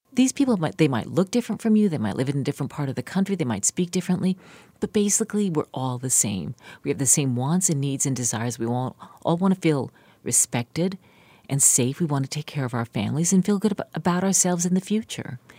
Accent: West Virginia, United States; moved away; my family or anyone I grew up with in West Virginia

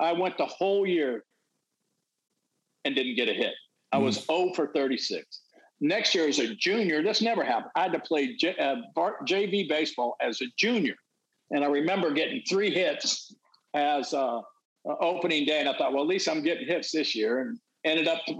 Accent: California, United States; I grew up in California

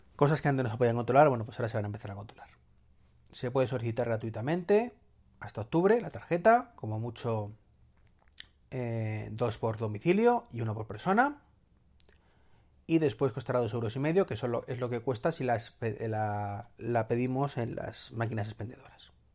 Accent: Madrid, Community of Madrid, Spain; los que somos o sois o somos, sí, de Madrid

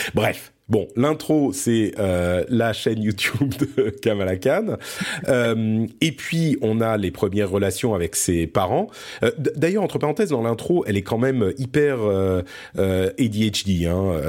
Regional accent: France; also born or lived in Lebanon; je suis né au Liban. Euh, et du coup, on a immigré en France quand j'étais tout petit

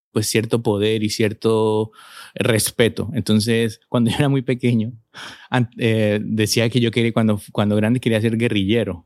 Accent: Colombia; moved away as an adult; now in Spain; Yo vengo de Colombia, un país eh, que ha vivido una y que sigue viviendo una situación de violencia muy difícil

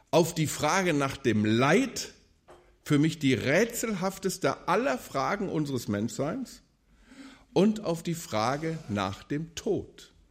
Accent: Wuppertal, North Rhine-Westphalia, Germany; 900-Seelendorf und in einem solchen Dorf ticken die Uhren natürlich anders als in der Großstadt Wuppertal, wo ich aufgewachsen bin.

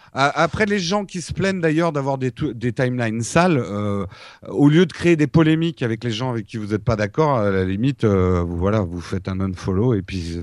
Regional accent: France; les Français

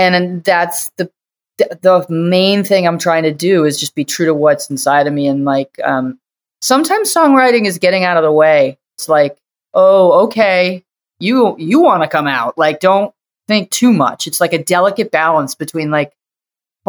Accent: outside of Boston, Massachusetts, United States; now in New York, United States; I grew up outside of Boston.

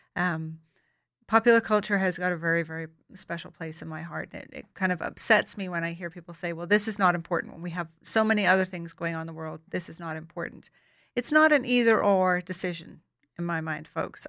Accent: Ireland; I grew up in Ireland

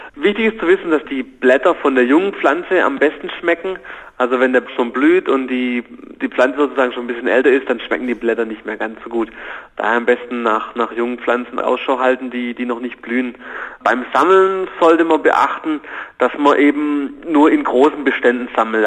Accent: Germany; bei uns in Deutschland

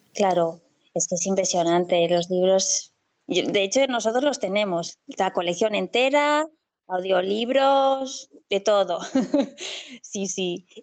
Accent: Castellón de la Plana, Valencian Community, Spain; soy de Castellón

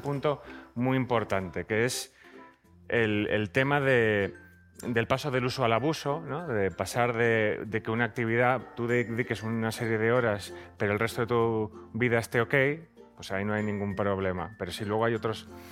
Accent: Zaragoza, Aragon, Spain; soy de Zaragoza

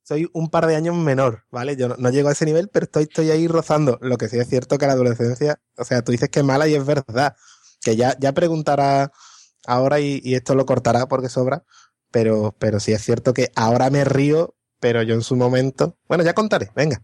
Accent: Morón de la Frontera, Andalusia, Spain; moved away as an adult; vengo de un pueblo en el que o te gustaba la Semana Santa o te gustaba el fútbol

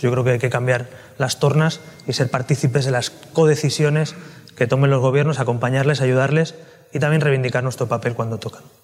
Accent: Catalonia, Spain; now in Madrid, Spain; como catalán, ahora madrileño, andaluz, español

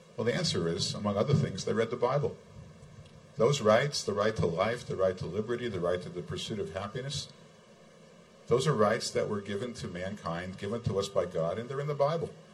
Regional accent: United States; moved away as an adult; now in Israel; I'm an American. I'm an American citizen

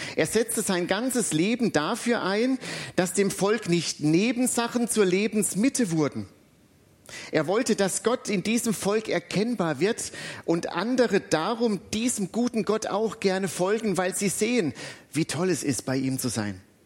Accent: Butzbach, Hesse, Germany; now in Alzey, Germany; In meiner alten Heimatstadt Butzbach

